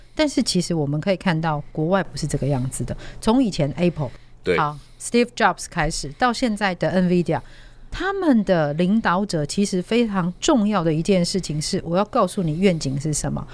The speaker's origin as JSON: {"language": "Chinese", "country": "Taiwan", "said": "我们台湾这边"}